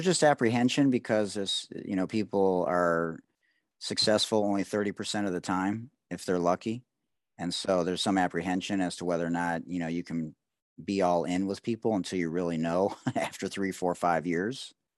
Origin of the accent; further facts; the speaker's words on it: Detroit, Michigan, United States; I grew up in Detroit